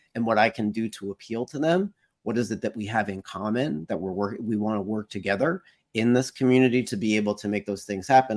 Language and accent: English; United States; I can speak as, as an American